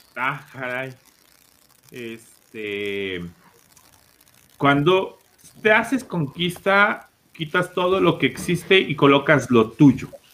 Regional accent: Mexico; como mexicanos

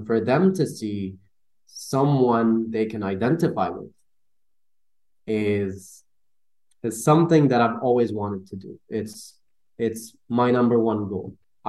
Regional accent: Dubai, United Arab Emirates; I'm from Dubai.

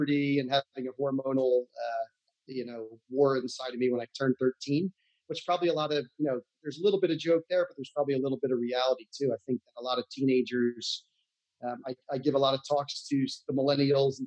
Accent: United States; moved away as an adult; also born or lived in Santa Barbara, California; I grew up in New York, New Jersey, on the other side of the country

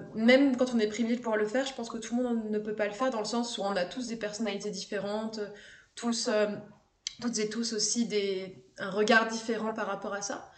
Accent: Haute-Savoie, Auvergne-Rhône-Alpes, France; j'ai grandi en Haute-Savoie, dans une station de ski

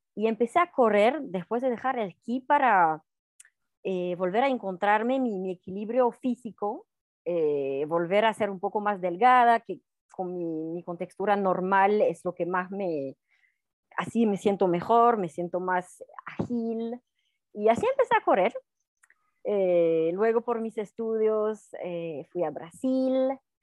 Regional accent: Alpe d'Huez, French Alps, Auvergne-Rhône-Alpes, France; Spanish is a second language; moved away; viví toda mi, mi juventud al pie del Alpe d'Huez

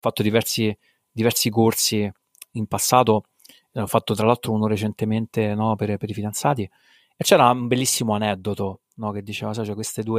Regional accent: Rome, Lazio, Italy; also born or lived in Abruzzo; vivo a Roma, nato e cresciuto a Roma

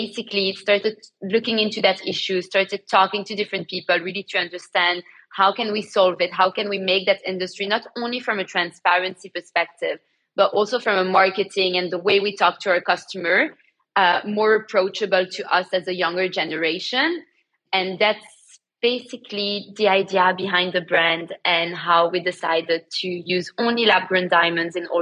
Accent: Antwerp, Flanders, Belgium; born or raised there; moved away as an adult; now in London, United Kingdom

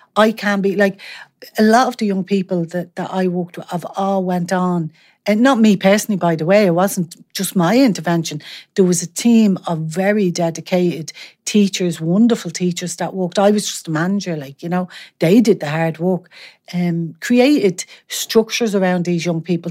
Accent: Dublin, Leinster, Ireland; I grew up in Artane

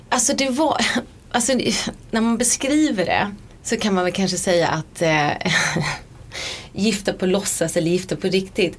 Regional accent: Sweden; moved away as an adult; now in London, United Kingdom; jag var hemma i Sverige fram till dess

